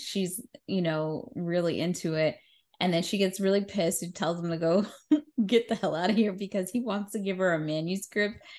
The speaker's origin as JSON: {"language": "English", "region": "New York", "country": "United States", "said": "as a New Yorker"}